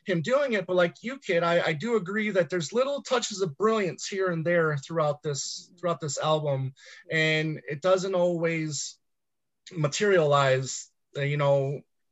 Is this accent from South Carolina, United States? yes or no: no; Michigan, United States; growing up in Michigan, you know, we got the Motown